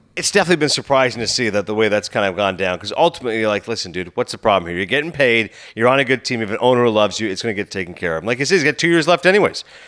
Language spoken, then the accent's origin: English; Toronto, Ontario, Canada; I grew up in Toronto, obviously growing up in Ontario